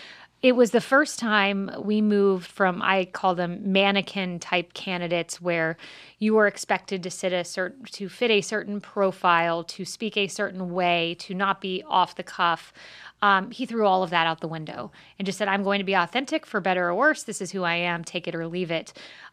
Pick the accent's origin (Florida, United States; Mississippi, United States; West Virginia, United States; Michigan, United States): Florida, United States; Plant City; I was raised in Plant City, Florida. I went to school in Tampa, so this area is home for me.